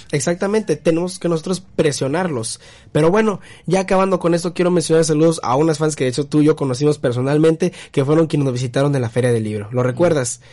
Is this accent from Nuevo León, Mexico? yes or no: yes; Monterrey, Nuevo León, Mexico; yo como regio aquí, un estado industrial